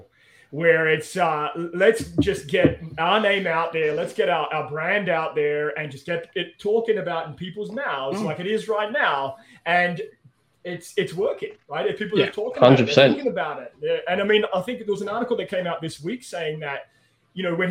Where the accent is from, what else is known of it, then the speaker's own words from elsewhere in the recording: Australia; moved away; I'm from Australia.